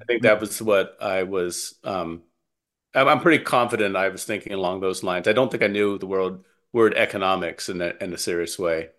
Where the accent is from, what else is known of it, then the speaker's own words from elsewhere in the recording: Calabasas, California, United States; moved away; also born or lived in Wisconsin; I grew up in Southern California